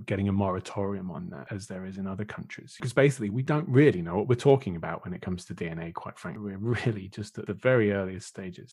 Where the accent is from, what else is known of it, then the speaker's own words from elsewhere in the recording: United Kingdom; being British